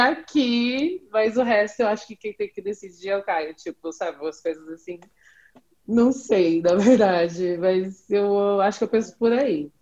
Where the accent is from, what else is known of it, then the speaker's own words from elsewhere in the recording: Jacareí, São Paulo, Brazil; eu sou de Jacareí